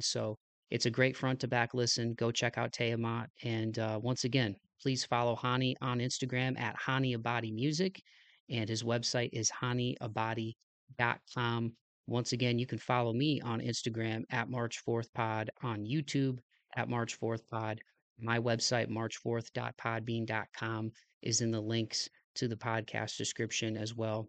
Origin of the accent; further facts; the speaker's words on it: Ohio, United States; I was born in Ohio in, in the United States